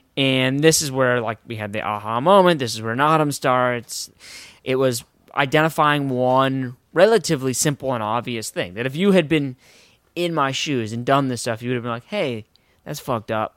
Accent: Westport, Connecticut, United States; I'm from Westport, Connecticut

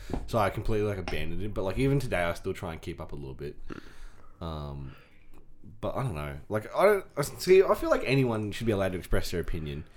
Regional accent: Scone, New South Wales, Australia; we were in our Scone High School Year Twelve jerseys

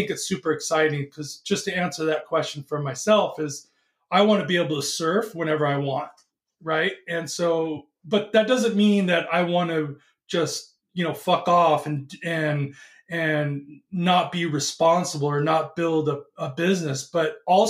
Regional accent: California, United States; I am from California

